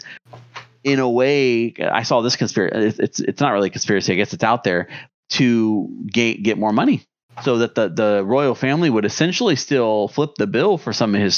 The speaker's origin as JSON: {"language": "English", "country": "United States", "said": "we're from the United States, right? We're an American"}